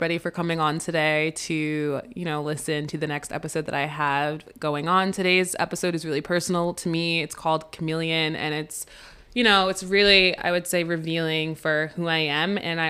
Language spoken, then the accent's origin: English; New Rochelle, New York, United States; also born or lived in Princeton, New Jersey / Monroe Township, New Jersey / Virginia; growing up in New Rochelle to growing up in Princeton, and then to growing up to Monroe Township, and then growing up and then coming up to Virginia, and then going back to Princeton at a different school